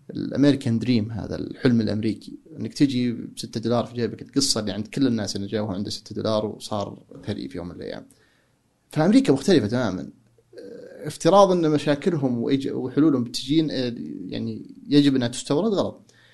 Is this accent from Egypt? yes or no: no; Saudi Arabia; now in United States; عندنا في السعودية